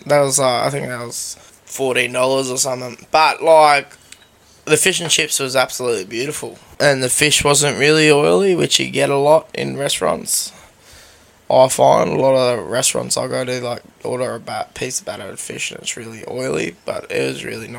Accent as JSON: {"language": "English", "country": "Australia", "said": "I am Australian."}